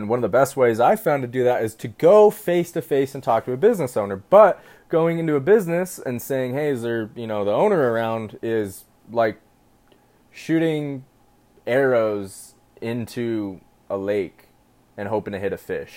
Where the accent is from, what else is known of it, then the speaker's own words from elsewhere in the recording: Utah, United States; I'm from Utah.